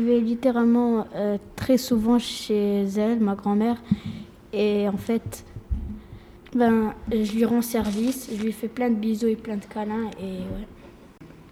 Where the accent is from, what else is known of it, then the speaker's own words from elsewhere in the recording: Quebec, Canada; Je suis née ici, au Québec, et mes parents viennent du Maroc